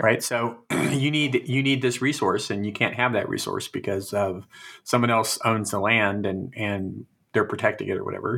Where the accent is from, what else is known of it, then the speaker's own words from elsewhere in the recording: Fresno, California, United States; growing up in Fresno, we had canals